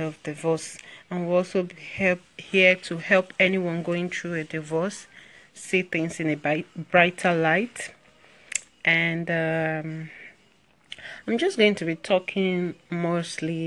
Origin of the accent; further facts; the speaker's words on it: Nigeria; I'm from Nigeria